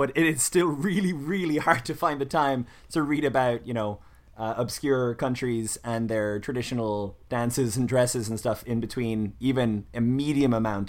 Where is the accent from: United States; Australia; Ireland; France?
Ireland; now in Surrey, United Kingdom; we're all Irish